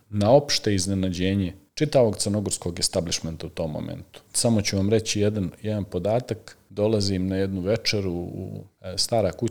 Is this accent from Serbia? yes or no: no; Nikšić, Nikšić Municipality, Montenegro; ja sam rođen u Nikšiću, u Crnoj Gori naravno, tamo sam završio osnovnu školu Luka Simonović